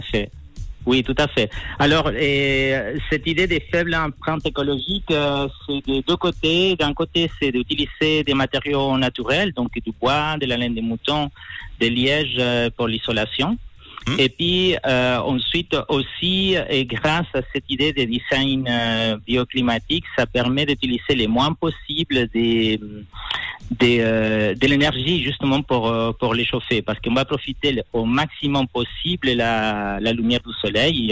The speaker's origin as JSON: {"language": "French", "country": "Chile", "also_born_or_lived": "La Serena, Chile", "moved": "yes"}